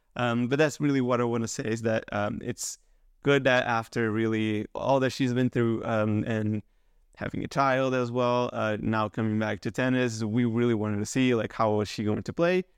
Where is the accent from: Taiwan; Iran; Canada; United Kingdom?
Canada; as a Canadian